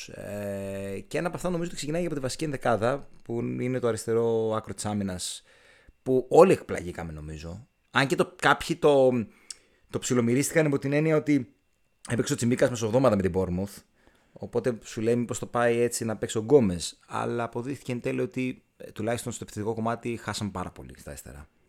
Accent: Aigeira, Western Greece, Greece; στο χωριό μου, στην Αιγύρα

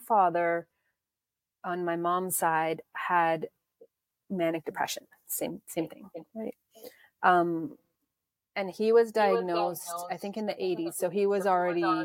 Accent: Toronto, Ontario, Canada; also born or lived in South Africa / Calgary; we moved back to Toronto from Calgary

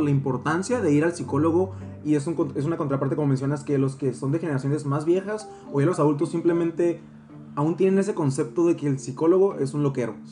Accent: Valle de las Palmas, Baja California, Mexico; soy de Valle de las Palmas yo

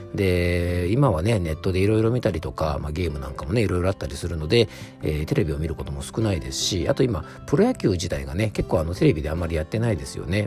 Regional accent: Yamanashi, Japan; 地元の山梨県

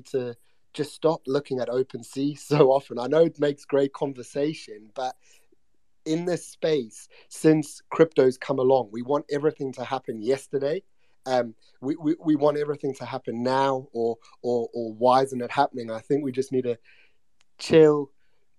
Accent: United Kingdom; I was being British

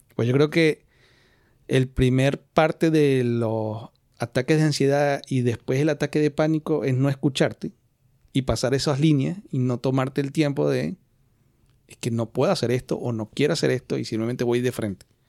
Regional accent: Venezuela; now in Spain; ni siquiera como latinos, como venezolanos

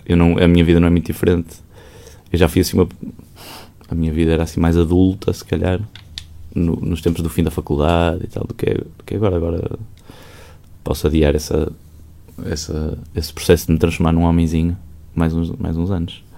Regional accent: Maia, Porto District, Portugal; eu não cresci propriamente no Porto, eu, eu, eu, eu, sou da Maia. E a casa dos meus pais era na Maia, a casa dos meus avós era na Maia, em Águas Santas. E era ali uma infância muito enfiada na casa da minha avó

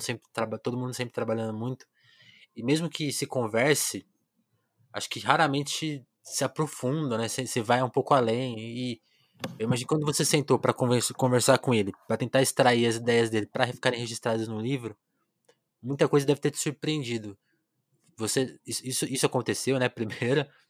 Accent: São Paulo, Brazil; now in Ribeirão Preto, Brazil; eu nasci em São Paulo

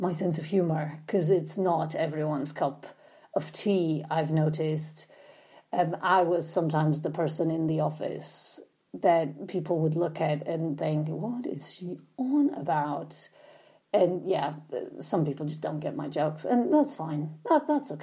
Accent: Poland; English is a second language; moved away; I did grow up in socialist Poland in the 80s, because you might be wondering where my accent is from as well

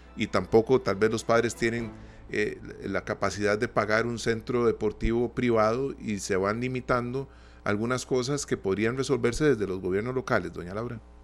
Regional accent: Costa Rica; nosotros como costarricenses

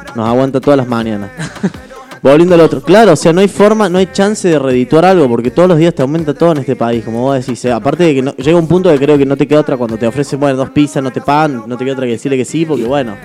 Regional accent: Argentina; Yo nací en crisis en Argentina

